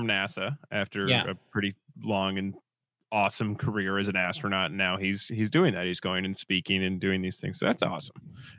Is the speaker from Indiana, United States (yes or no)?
yes; Indianapolis, Indiana, United States; I'm born and raised in Indianapolis